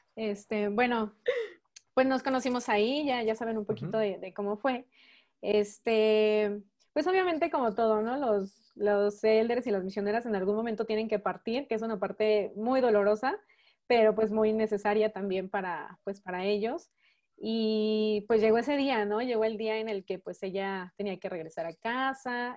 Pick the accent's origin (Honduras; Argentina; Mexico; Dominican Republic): Mexico; also born or lived in Phoenix, Arizona, United States / León, Guanajuato, Mexico; mis papás son mexicanos. Yo pues también soy mexicana, solamente nacida en, en Estados Unidos